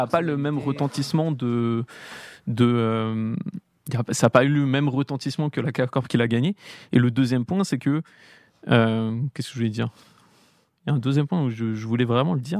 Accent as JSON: {"language": "French", "town": "Paris", "region": "Île-de-France", "country": "France", "tie": "born or raised there", "said": "j'ai grandi à Paris"}